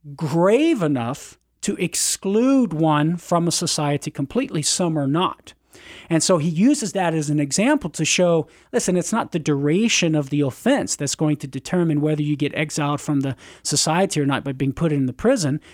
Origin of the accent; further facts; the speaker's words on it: Cajun, Louisiana, United States; as a Cajun